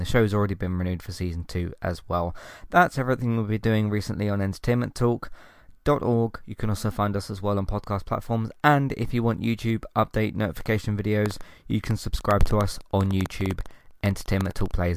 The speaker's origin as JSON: {"language": "English", "country": "United Kingdom", "said": "I'm from the UK"}